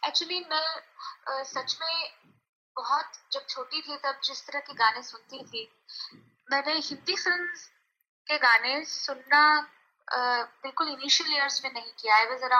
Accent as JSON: {"language": "Hindi", "region": "Rajasthan", "country": "India", "tie": "born or raised there", "also_born_or_lived": "Mumbai", "moved": "yes", "said": "मैं राजस्थान में बड़ी, अच्छा। बड़ी हुई हूँ अच्छा पली बड़ी हुई"}